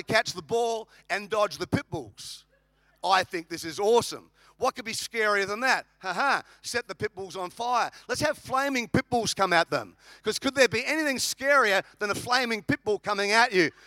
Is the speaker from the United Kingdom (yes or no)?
no; Australia; now in United States; I'm an Australian. I live in America.